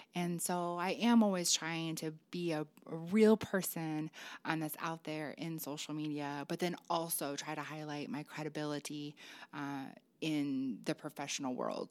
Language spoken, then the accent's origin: English; Illinois, United States; moved away; my home state of Illinois